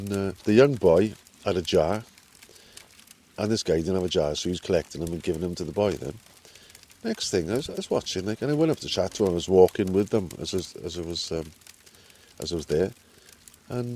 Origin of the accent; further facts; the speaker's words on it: just north of Cardiff, Wales, United Kingdom; From Wales, just north of Cardiff